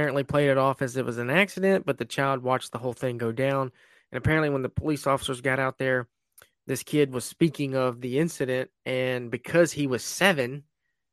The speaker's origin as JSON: {"language": "English", "town": "Esto", "region": "Florida", "country": "United States", "tie": "born or raised there", "said": "it's basically my hometown"}